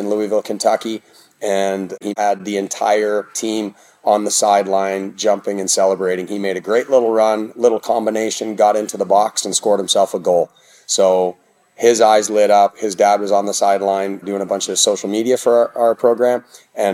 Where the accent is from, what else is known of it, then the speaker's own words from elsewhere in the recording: Canada; moved away as an adult; also born or lived in Oklahoma / Texas / Colorado; now in United States; I grew up in Canada